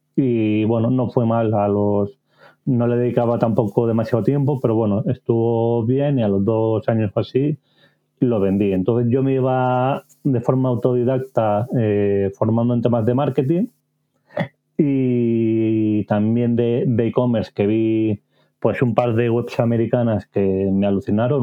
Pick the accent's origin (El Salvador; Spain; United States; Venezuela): Spain; Barcelona, Catalonia; nací y vivo en Barcelona